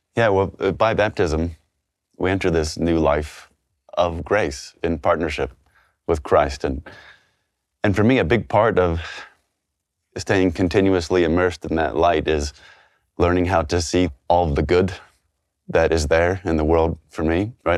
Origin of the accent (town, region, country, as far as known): Texas, United States